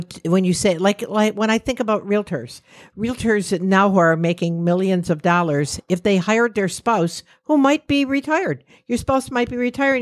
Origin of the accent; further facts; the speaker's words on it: New York, United States; "From New York."